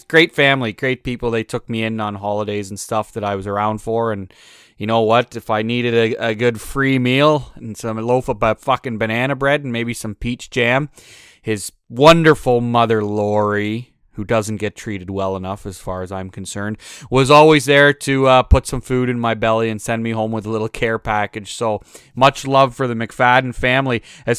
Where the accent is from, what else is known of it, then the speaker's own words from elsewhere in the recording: Ontario, Canada; moved away as an adult; also born or lived in Alberta, Canada; I grew up in Ontario, as I said on the very first episode, but I actually lived in Alberta for a quick 8 years.